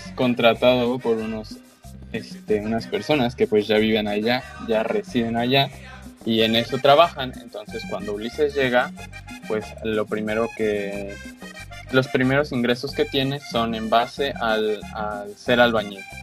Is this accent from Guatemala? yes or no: no; Mexico; como mexicano